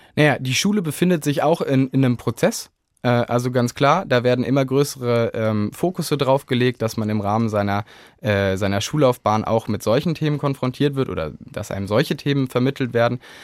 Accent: Kassel, Hesse, Germany; bei uns in Kassel die Wahl zur Stadtverordnetenversammlung

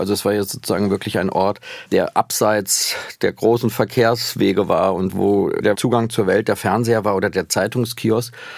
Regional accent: Schlitz, Hesse, Germany; accent: East Hessian; moved away; in der hessischen Provinz in Schlitz, wo ich aufgewachsen bin

